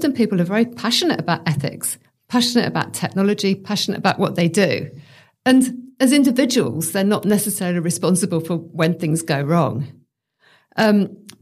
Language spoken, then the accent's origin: English; United Kingdom; now in Australia; I'm British